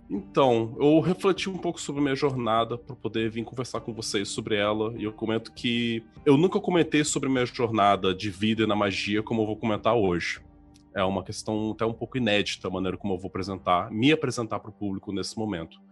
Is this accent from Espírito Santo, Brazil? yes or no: yes; Vitória, Espírito Santo, Brazil; also born or lived in Araraquara, São Paulo; eu moro em Vitória, Espírito Santo, é onde eu nasci